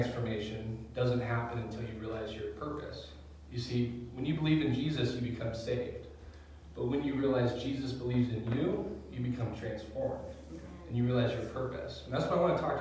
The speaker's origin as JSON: {"language": "English", "area": "outside of Seattle", "region": "Washington", "country": "United States", "tie": "born or raised there", "also_born_or_lived": "Nine Mile Falls, Washington", "said": "I grew up outside of Seattle"}